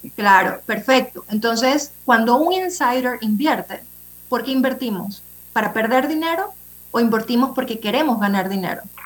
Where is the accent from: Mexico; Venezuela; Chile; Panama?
Panama; somos panameños